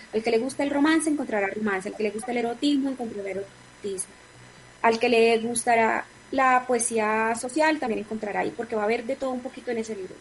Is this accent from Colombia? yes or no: yes; Atlántico, Colombia; moved away; mi tierra, Barranquilla Atlántico, mi departamento del Atlántico